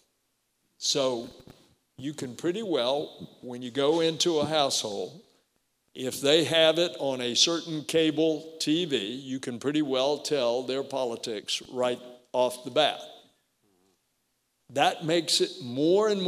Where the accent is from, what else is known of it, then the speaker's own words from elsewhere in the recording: Melbourne, Florida, United States; I come home from the Army to practice law in my hometown of Melbourne